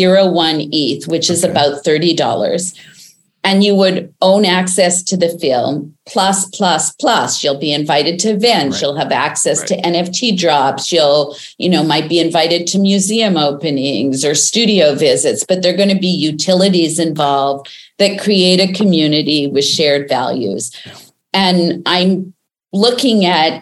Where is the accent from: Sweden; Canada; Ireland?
Canada; I'm Canadian